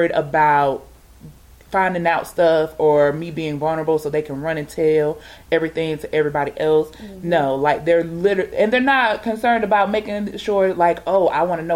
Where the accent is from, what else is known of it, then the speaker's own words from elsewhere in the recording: Georgia, United States; moved away; I'm from Georgia, when I moved back to Georgia, I'm not around technically what I would say blood family